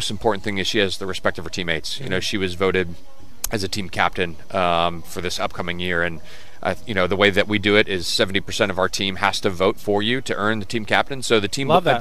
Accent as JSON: {"language": "English", "town": "Dayton", "region": "Ohio", "country": "United States", "moved": "yes", "lives_now": "Virginia, United States", "said": "I'm from Dayton. My family, you know, originally from Alabama, Texas, so no real roots in Ohio other than moving for my dad's job. So because of that reason, Dayton is home"}